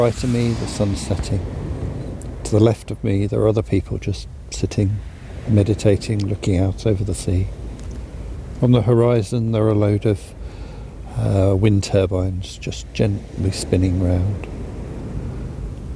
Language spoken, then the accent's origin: English; Dorset, South West England, United Kingdom; now in Surrey, United Kingdom; I grew up near the sea. I spent an awful lot of time on the sea as a youngster. I grew up in Dorset. But now I live in Surrey